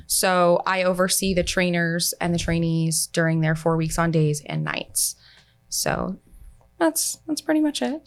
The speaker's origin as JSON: {"language": "English", "area": "Pasco County", "region": "Florida", "country": "United States", "tie": "born or raised there", "said": "I'm actually from Pasco County"}